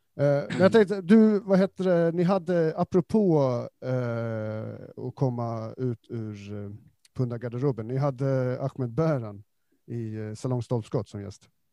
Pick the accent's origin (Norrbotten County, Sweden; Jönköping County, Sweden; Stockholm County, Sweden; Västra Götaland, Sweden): Stockholm County, Sweden; Stockholm; som stockholmare